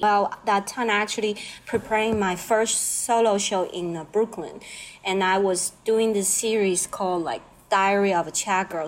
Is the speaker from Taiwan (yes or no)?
yes; Taiwan; English is a second language; now in Jersey City, United States; I'm from Taiwan.